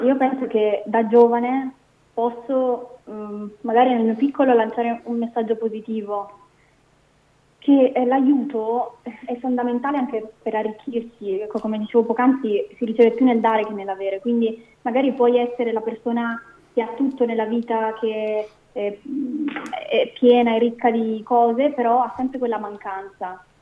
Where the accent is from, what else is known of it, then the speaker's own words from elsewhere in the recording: Sicily, Italy; also born or lived in Calabria (parents); now in Brescia, Italy; i miei genitori sono entrambi calabresi e io sono nata in Sicilia